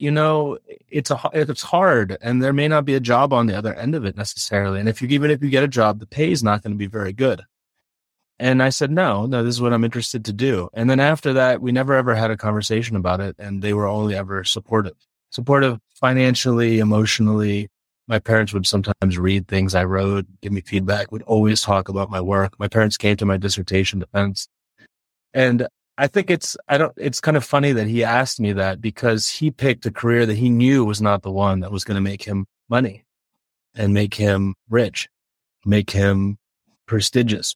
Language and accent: English; Gaithersburg, Maryland, United States; moved away as an adult; now in Chicago, United States; I grew up in Gaithersburg, Maryland, which is a suburb of Washington, D C